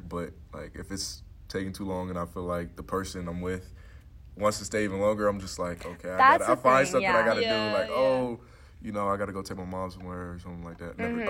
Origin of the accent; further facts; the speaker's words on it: California, United States; I'm from California